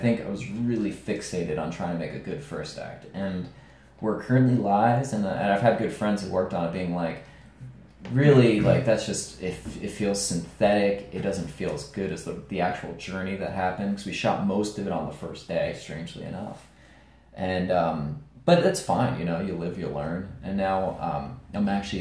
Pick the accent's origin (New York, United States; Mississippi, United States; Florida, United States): New York, United States; we're both from New York